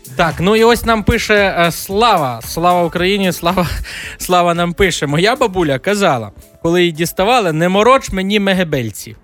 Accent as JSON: {"language": "Ukrainian", "region": "Galicia", "country": "Ukraine", "said": "у нас на Галичині"}